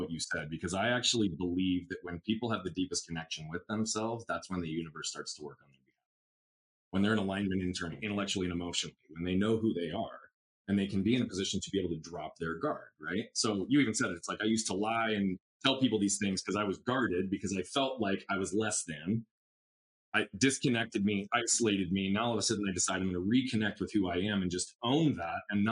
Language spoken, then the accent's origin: English; Scottsdale, Arizona, United States; we grew up in North Scottsdale